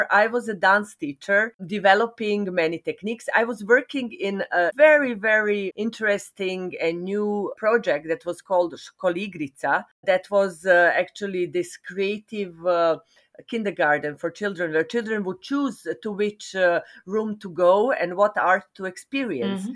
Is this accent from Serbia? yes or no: yes; Serbia; also born or lived in Belgrade, Serbia; I am a theater practitioner and dance practitioner from Serbia. I was born in Yugoslavia, but now I live in Serbia.